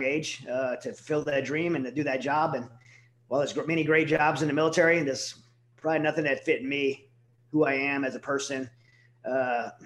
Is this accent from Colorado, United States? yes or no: no; Southern Louisiana, United States; now in Texas, United States; I'm from Southern Louisiana, born and raised there